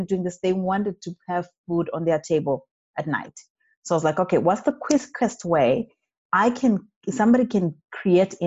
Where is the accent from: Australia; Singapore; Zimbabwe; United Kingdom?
Zimbabwe; moved away as an adult; also born or lived in Montreal, Canada / Alberta, Canada; now in Canada; born and bred in Zimbabwe, that is in Africa